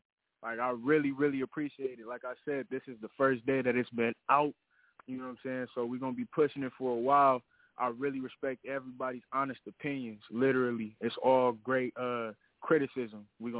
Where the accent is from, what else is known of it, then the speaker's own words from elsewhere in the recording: Phoenix, Arizona, United States; But like I said, I'm only 19. I'm just pushing myself as much as I possibly can. I'm from South Phoenix, Arizona.